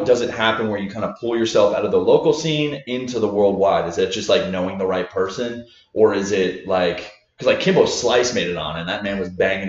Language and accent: English; Ocean Grove, New Jersey, United States; also born or lived in Asbury Park / Neptune; I grew up in Jersey